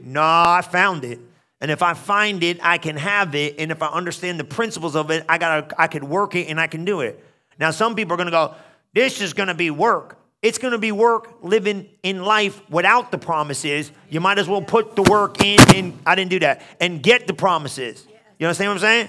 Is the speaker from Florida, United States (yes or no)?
no; New Jersey, United States; moved away; I was from New Jersey